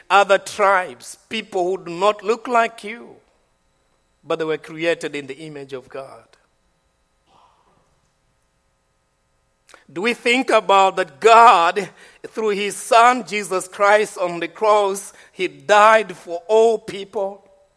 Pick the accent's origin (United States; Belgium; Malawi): Malawi; I'm from Malawi. I'm not from Ashford.